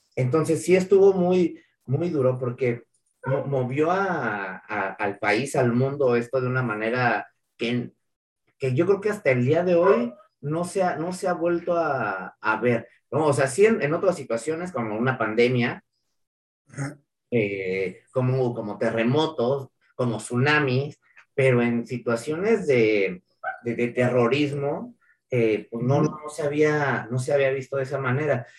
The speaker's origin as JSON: {"language": "Spanish", "country": "Mexico", "said": "somos mexicanos"}